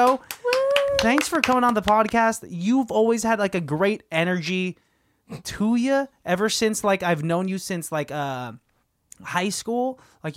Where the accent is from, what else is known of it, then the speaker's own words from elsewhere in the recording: Pittsburgh, Pennsylvania, United States; moved away; I'm from Pittsburgh.